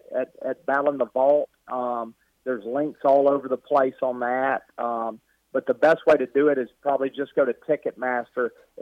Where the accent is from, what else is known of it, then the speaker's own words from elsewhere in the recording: the South, United States; moved away; I'm from the South. In the South, it's all football down there.